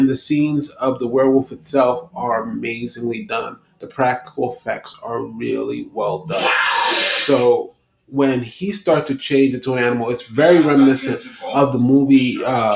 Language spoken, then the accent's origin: English; New York City, New York, United States; I'm from New York City